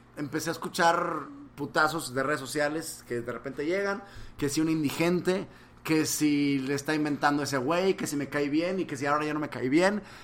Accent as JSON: {"language": "Spanish", "town": "Monterrey", "region": "Nuevo León", "country": "Mexico", "tie": "born or raised there", "also_born_or_lived": "Mexico City", "moved": "as an adult", "said": "Yo viví aquí, aquí crecí"}